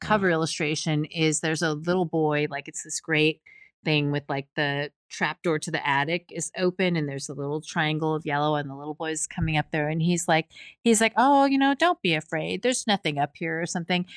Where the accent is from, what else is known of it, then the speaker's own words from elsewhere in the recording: Pacific Northwest, United States; growing up in the Pacific Northwest